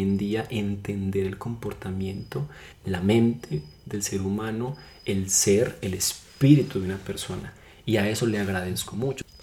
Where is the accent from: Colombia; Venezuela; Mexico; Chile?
Colombia; en nosotros como seres humanos, como colombianos